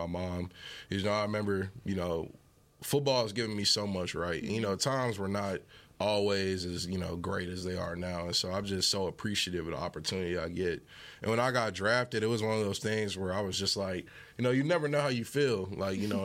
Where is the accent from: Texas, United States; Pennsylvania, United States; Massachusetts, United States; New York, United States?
Texas, United States; Fort Worth; I grew up in Fort Worth, went to North Crowley